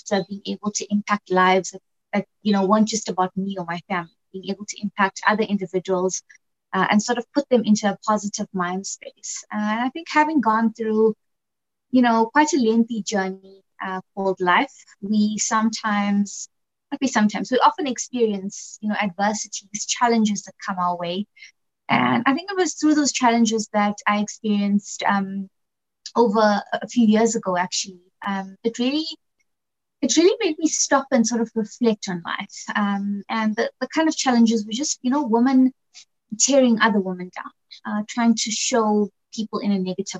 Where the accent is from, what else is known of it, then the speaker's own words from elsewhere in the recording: Hillcrest, south of Durban, KwaZulu-Natal, South Africa; So I grew up in a little town called Shellcrest, which is south of Durban.